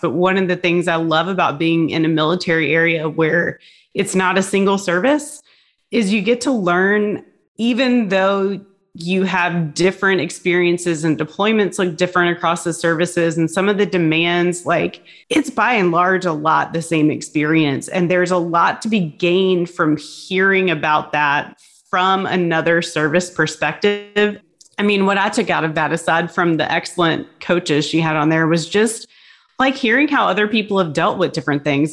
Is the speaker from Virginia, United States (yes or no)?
yes; Hampton Roads, Virginia, United States; moved away as an adult; I grew up in Hampton Roads